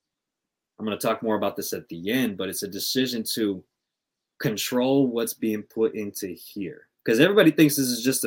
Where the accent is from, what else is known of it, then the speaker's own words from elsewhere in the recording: Compton, California, United States; I'm from Compton out here